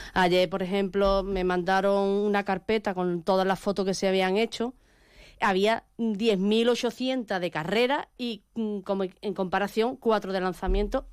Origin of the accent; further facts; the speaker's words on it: Andalusia, Spain; yo soy la andaluza